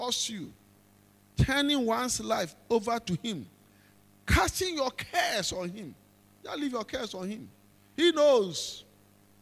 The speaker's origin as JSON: {"language": "English", "country": "Ghana", "said": "as a Ghanaian"}